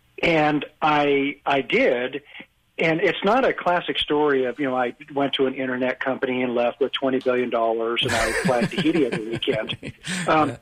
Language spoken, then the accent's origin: English; Boise, Idaho, United States; I was born and raised in Boise, Idaho